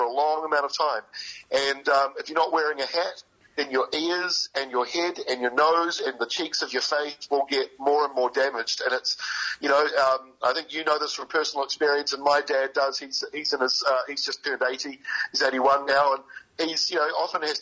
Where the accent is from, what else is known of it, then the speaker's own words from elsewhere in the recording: Bay of Plenty and Waikato, New Zealand; also born or lived in King Country / Wellington; now in Auckland, New Zealand; I'm a North Island boy. I grew up in Bay of Plenty and Waikato and live in Auckland